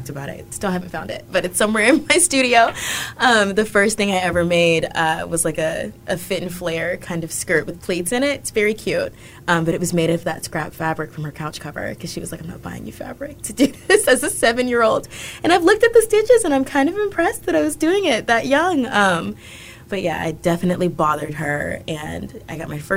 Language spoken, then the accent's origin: English; rural Alabama, United States; now in Austin, United States; I'm actually from rural Alabama